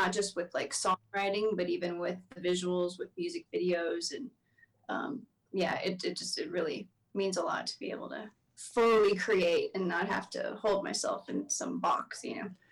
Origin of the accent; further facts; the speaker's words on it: Texas, United States; growing up in Texas